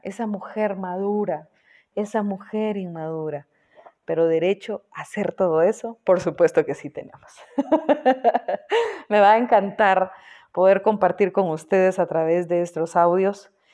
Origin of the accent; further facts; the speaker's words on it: Guatemala; vivo en Guatemala, eh, fui productora y conductora de programas en mi país, Guatemala